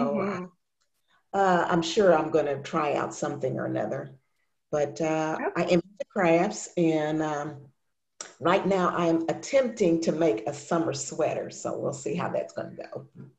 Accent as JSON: {"language": "English", "town": "Louisville", "region": "Kentucky", "country": "United States", "said": "I'm from Louisville, Kentucky."}